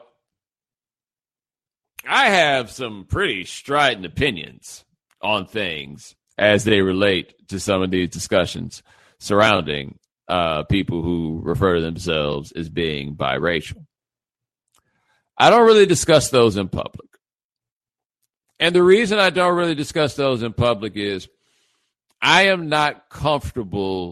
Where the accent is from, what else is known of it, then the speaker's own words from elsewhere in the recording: Houston, Texas, United States; I am from Houston